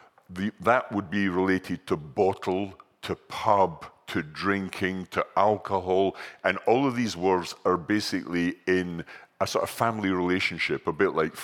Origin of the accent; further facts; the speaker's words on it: Scotland, United Kingdom; I'm from Scotland